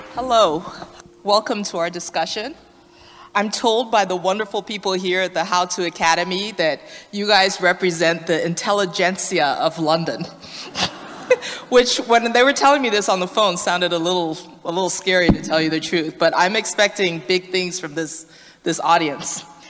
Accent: Liberia; moved away; I'm originally from Liberia

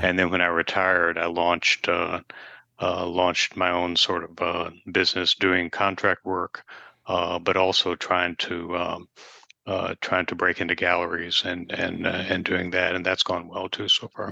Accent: Nashville, Tennessee, United States; I, I grew up in Nashville

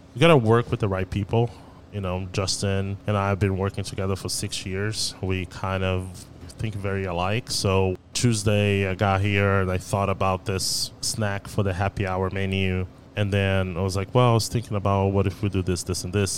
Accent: Rio de Janeiro, Brazil; now in Dallas, United States; We grew up in Rio, but my grandmother is from Bahia

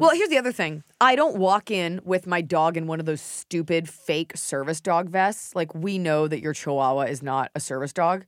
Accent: United States; I love being an American

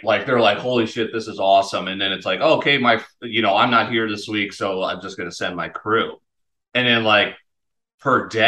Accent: Connecticut, United States; We had cleaning ladies growing up in Connecticut

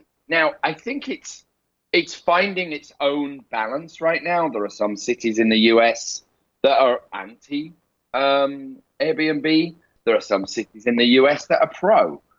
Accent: England, United Kingdom; accent: Northern; my rough Northern accent came out because instead of saying water, I said water.

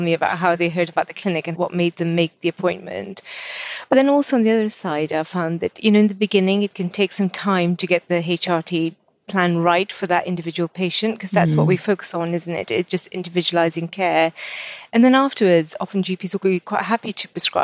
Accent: Kenya; now in United Kingdom; I grew up in Africa, and our family home is still in Kenya

